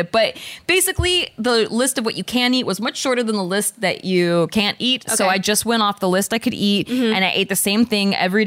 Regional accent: Philippines; I am Filipino

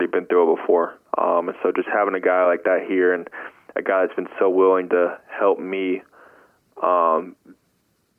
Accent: Charlotte, North Carolina, United States; we're both from Charlotte

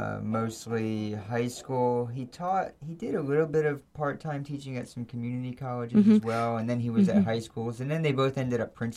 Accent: Virginia Beach, Virginia, United States; also born or lived in Hackettstown, New Jersey; I grew up in Virginia Beach.

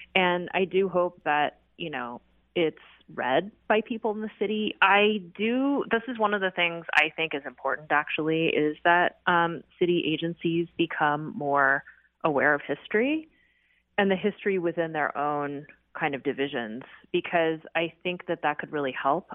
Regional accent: Seattle, Washington, United States; also born or lived in Riverside, California; a Seattle resident and someone who grew up in Seattle

